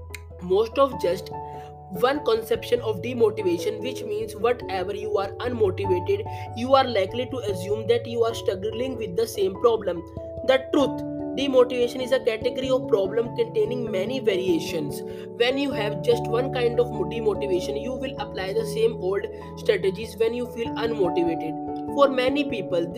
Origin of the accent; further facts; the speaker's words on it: India; I am from India